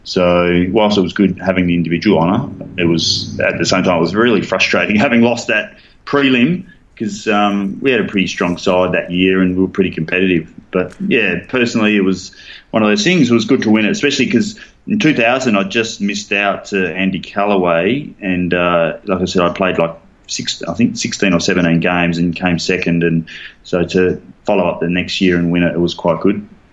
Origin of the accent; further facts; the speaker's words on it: Fremantle, Western Australia, Australia; moved away as an adult; I grew up playing in the South Fremantle, so I played senior footy for South Fremantle